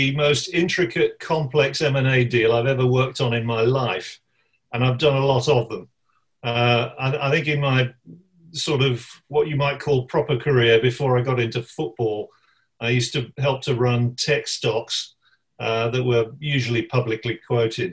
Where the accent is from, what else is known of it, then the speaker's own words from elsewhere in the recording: West Bromwich, West Midlands, United Kingdom; I was born in West Bromwich. You can probably tell from my accent.